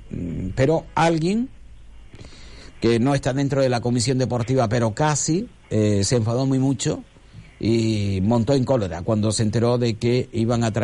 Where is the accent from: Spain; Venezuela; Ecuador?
Spain; Moya, Canary Islands; yo tengo que ser del Moya, que es mi pueblo.